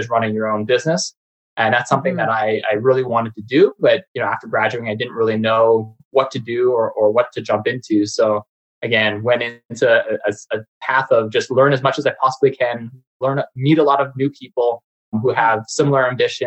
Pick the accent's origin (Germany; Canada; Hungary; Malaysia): Canada; Saskatoon, Saskatchewan; I am born and raised in Saskatoon, Saskatchewan